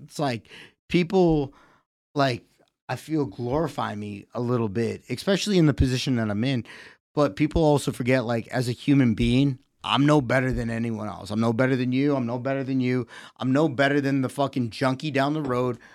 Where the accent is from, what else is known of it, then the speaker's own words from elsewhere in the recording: Connecticut, United States; also born or lived in Massachusetts; now in Easton, United States; I was born in Connecticut.